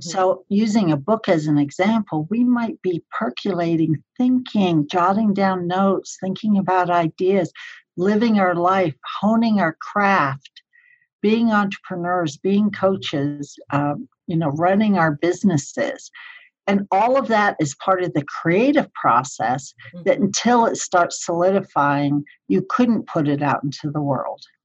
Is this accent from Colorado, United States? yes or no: yes; Colorado Springs, Colorado, United States; my hometown, Colorado Springs